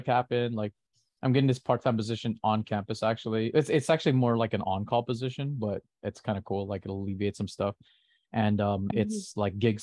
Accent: California, United States; I'm from California

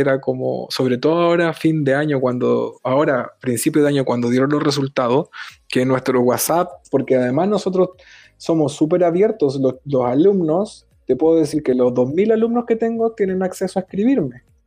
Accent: Chile; moved away as an adult; now in Barcelona, Spain; siendo los dos chilenos y estando acá en Barcelona

